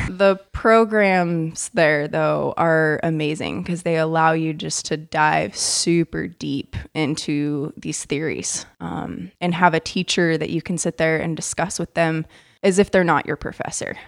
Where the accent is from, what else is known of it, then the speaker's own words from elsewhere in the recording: Idaho, United States; now in Tenino, United States; I actually ended up starting to go to Idaho State University in my home state